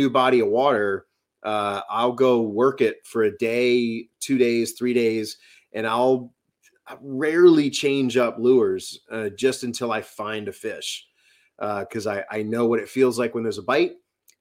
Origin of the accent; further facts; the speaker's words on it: New Orleans, Louisiana, United States; now in New Hampshire, United States; I was born and raised in New Orleans